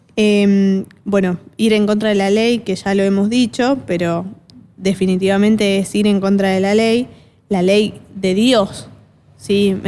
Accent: Argentina; acá los argentinos sobre todo, somos bastante eh, orgullosos

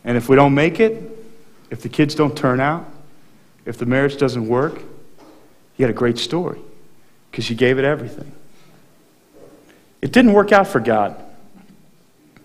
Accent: Texas, United States; I grew up in Texas

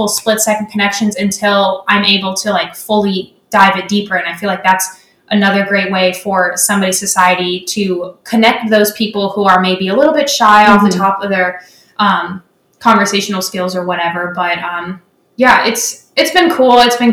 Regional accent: Alabama, United States; I grew up in Alabama

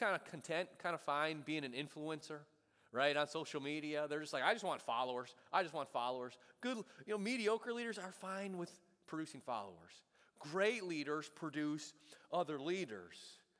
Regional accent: Buffalo, New York, United States; moved away; growing up in Buffalo

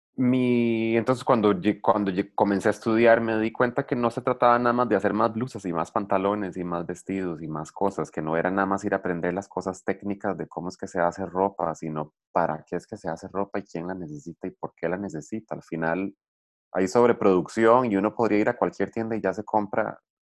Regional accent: Liberia, Guanacaste, Costa Rica; Yo crecí en Liberia

